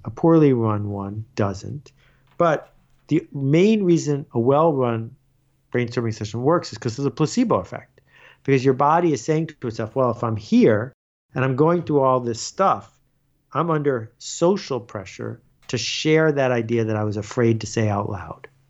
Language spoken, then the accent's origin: English; Buffalo, New York, United States; I grew up in Buffalo